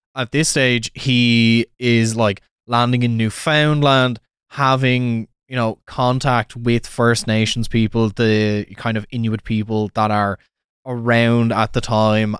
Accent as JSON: {"language": "English", "town": "Wexford", "region": "Leinster", "country": "Ireland", "moved": "yes", "said": "Turns out the guy's from the same town as me."}